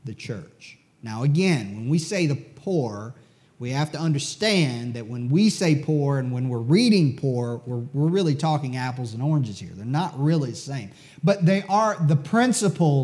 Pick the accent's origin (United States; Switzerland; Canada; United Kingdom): United States; I'm an American